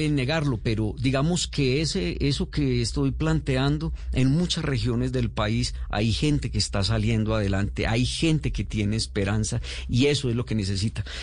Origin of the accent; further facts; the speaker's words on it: Antioquia, Colombia; Yo vengo de una región de Antioquia. Eh, en Antioquia somos muy vinistas... y creemos que Antioquia es lo mejor